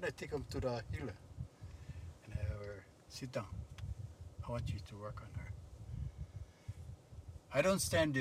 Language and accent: English; Hawaii, United States; I come from Hawaii